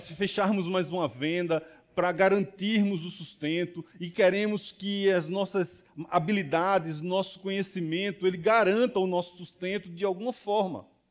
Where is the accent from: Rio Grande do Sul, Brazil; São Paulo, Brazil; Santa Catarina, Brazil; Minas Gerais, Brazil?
Minas Gerais, Brazil; Barbacena; moved away; quando eu era criança pequena lá em Barbacena. Na verdade, eu não nasci em Barbacena, mas sou do interior